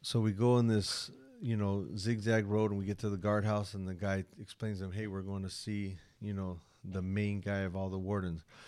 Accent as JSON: {"language": "English", "country": "United States", "said": "I'm American"}